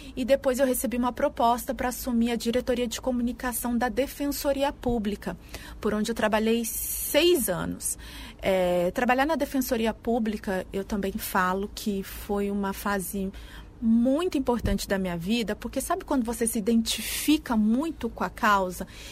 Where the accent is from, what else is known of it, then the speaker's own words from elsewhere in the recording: Mogi Mirim, São Paulo, Brazil; moved away as an adult; also born or lived in Caconde, Brazil; now in Tocantins, Brazil; eu sou do interior de São Paulo, é, de uma cidadezinha que chama Caconde, bem do interior de São Paulo, mas morei a minha vida inteira em Mojimirim, que é muito próximo a Campinas